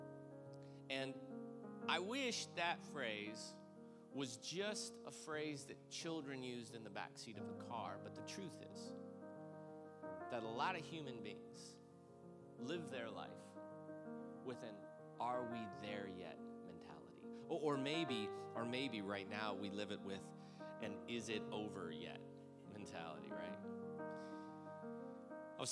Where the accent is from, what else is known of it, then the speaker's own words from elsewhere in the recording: Granite City, Illinois, United States; my family, who I grew up in Granite City, Illinois, outside of St. Louis